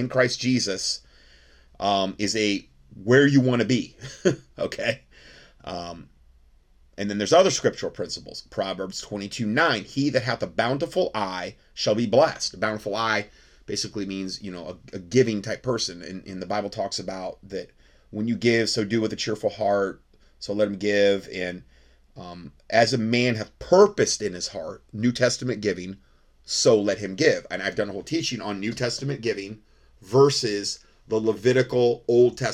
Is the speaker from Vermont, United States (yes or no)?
no; North Fort Myers, Florida, United States; my hometown in North Fort Myers, Florida